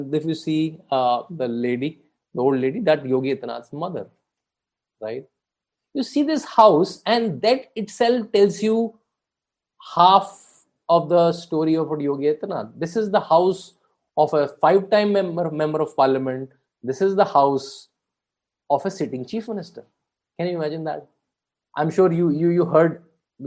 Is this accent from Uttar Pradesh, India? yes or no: yes; Bareilly, Uttar Pradesh, India; that's my home state also. I'm born in Bareilly